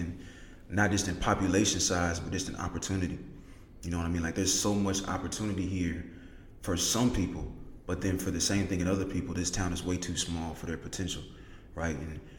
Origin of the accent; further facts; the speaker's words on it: Indianapolis, Indiana, United States; I was raised in Indianapolis. I wasn't born here. I moved a lot when I was a kid, but the city of Indianapolis made me.